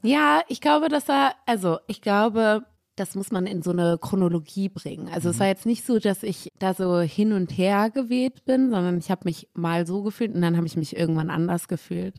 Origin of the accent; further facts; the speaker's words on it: Cologne, North Rhine-Westphalia, Germany; ich war erst auf dem Hansa-Gymnasium.